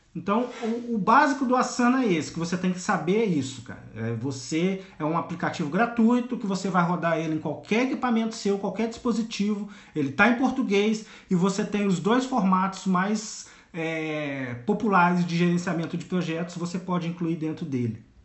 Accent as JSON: {"language": "Portuguese", "town": "Volta Redonda", "region": "Rio de Janeiro", "country": "Brazil", "said": "Eu sou de Volta Redonda, no interior do Rio de Janeiro"}